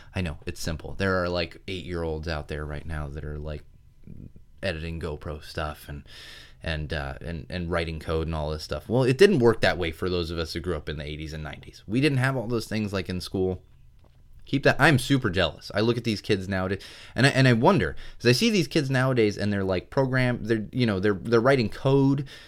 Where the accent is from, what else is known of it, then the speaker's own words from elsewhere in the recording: San Diego, California, United States; also born or lived in Miami, Florida; I grew up in San Diego